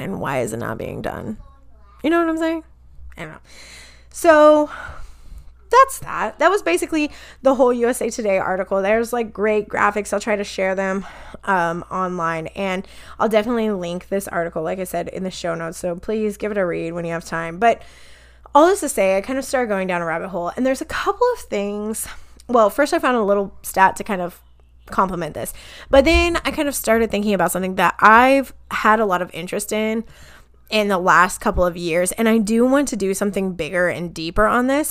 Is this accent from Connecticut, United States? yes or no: no; Kansas, United States; born or raised there